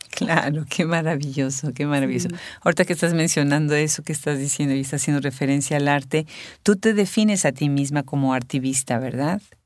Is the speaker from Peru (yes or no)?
no; Puebla, Mexico; somos paisanas